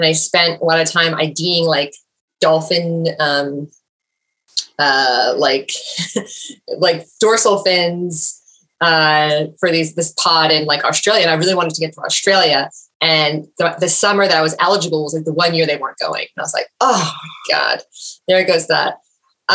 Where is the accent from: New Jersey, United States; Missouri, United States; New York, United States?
New Jersey, United States; I grew up in New Jersey, and I grew up mostly on the Jersey Shore